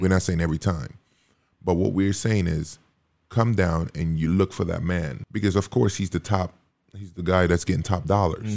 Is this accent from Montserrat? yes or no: yes; Montserrat; moved away; also born or lived in Dominica; I was born in Dominica, you know, raised in Montserrat